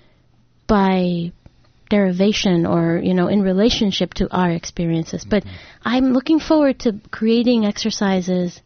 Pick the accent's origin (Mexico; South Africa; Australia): Mexico; also born or lived in Rhode Island; now in Ann Arbor, United States; I'm originally from Mexico. That's where I was born.